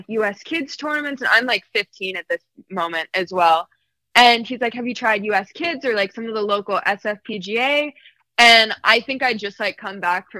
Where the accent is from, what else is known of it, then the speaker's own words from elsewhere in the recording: Massachusetts, United States; I'm from Massachusetts